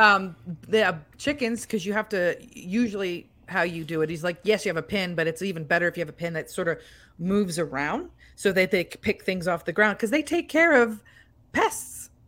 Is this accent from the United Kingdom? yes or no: no; United States; we're from America